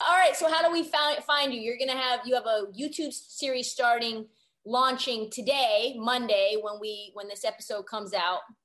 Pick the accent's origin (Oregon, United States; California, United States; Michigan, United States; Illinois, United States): Oregon, United States; Portland; moved away as an adult; now in Los Angeles, United States; I grew up in Portland, went to Oregon